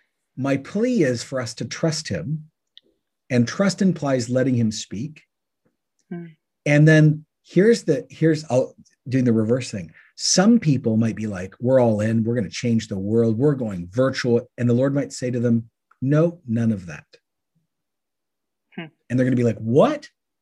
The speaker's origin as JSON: {"language": "English", "country": "Canada", "said": "Oh, that's being Canadian. Yeah, there are questions."}